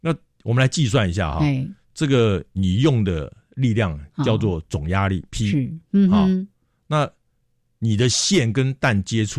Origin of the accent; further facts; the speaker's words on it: Taipei, Taiwan; also born or lived in Tainan (mother's family); 因为我阿妈住台南嘛，那我妈妈是从台南嫁到台北来